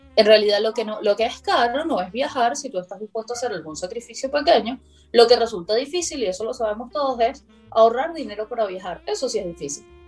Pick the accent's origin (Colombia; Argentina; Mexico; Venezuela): Venezuela; moved away as an adult; now in Brazil; desde que salí de Venezuela, pues de 2012 a 2021